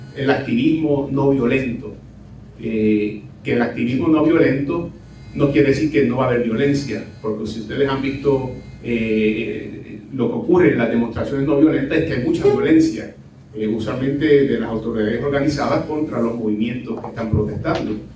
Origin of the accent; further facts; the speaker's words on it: Cataño, Puerto Rico; mi pueblo natal de Cataño